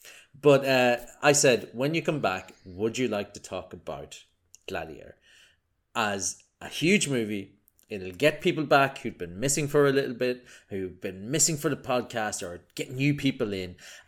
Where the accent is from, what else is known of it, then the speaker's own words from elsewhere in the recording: Ireland; accent: Irish; I'm a physics guy. I'm Irish, as you can tell from my delightful accent.